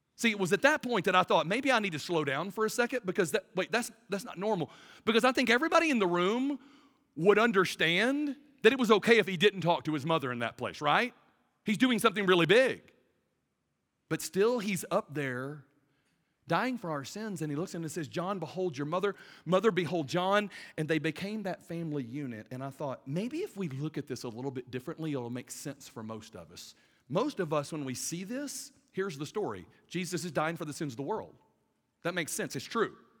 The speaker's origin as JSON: {"language": "English", "town": "Birmingham", "region": "Alabama", "country": "United States", "said": "I'm from Birmingham, Alabama"}